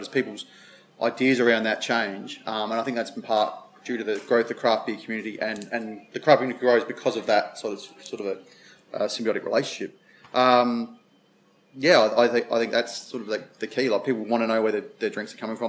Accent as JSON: {"language": "English", "region": "South Australia", "country": "Australia", "said": "Being South Australian"}